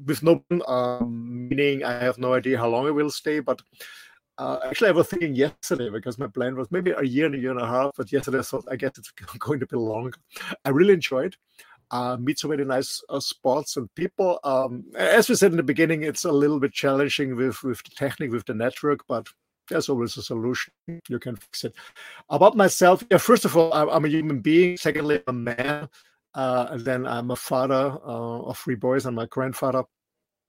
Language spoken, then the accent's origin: English; Austria; English is a second language; moved away as an adult; also born or lived in Mallorca; I'm raised and born in a small country in the middle of Europe, in Austria